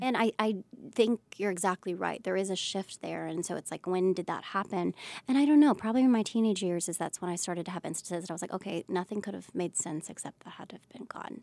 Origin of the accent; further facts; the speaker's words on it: Pensacola, Florida, United States; moved away as an adult; I came from Pensacola, and Pensacola is not the smallest town, but it's a smaller town.